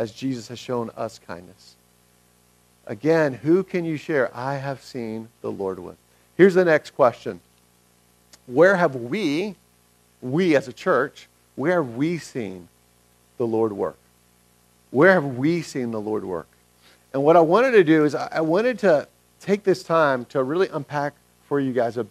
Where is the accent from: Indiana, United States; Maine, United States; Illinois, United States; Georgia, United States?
Georgia, United States; Atlanta; moved away; I'm from Atlanta originally